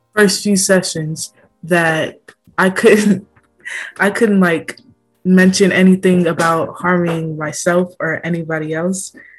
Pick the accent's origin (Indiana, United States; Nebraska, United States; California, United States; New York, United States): California, United States; Oakland; I'm also from Oakland